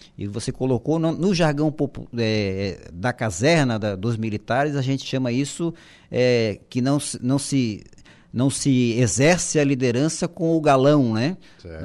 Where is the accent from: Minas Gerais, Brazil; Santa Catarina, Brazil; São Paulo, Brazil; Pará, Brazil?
Santa Catarina, Brazil; Florianópolis; eu sou lá de Florianópolis, né, manezinho da ilha. É, é, estudei a, a, minha vida escolar toda em, em colégio público